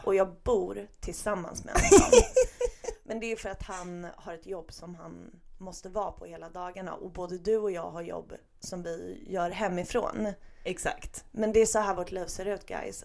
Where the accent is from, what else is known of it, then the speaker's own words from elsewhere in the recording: Stockholm, Stockholm County, Sweden; vi stockholmare